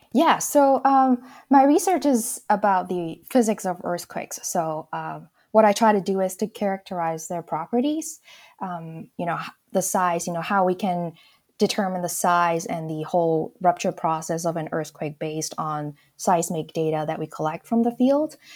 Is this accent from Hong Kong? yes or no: yes; Hong Kong; moved away; I grew up in Hong Kong.